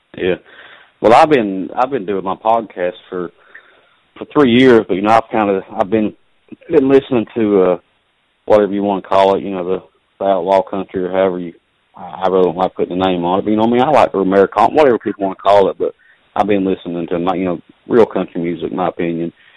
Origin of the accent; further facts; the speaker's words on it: Southern West Virginia, United States; I'm from, from Southern West Virginia, but I'm working, I'm a train conductor and, and I'm working out of uh, out of New York or not New York City, but I'm working out of New York State right now